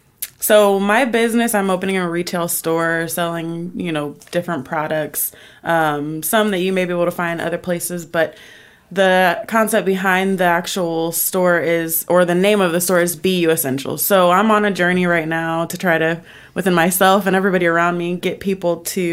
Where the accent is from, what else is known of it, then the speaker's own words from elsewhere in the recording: Chicago, Illinois, United States; Originally, I'm from Chicago, but I've been in Georgia forever. I lived in Vegas for a couple years and came back to Georgia.